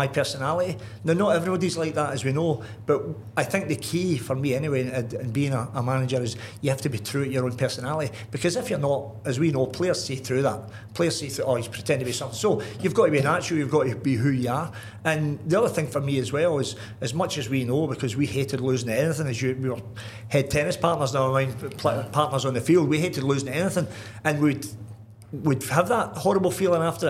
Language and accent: English; Glasgow, Scotland, United Kingdom; moved away; I grew up in the Gorbals, one and nine, and all we done was out kicking the ball about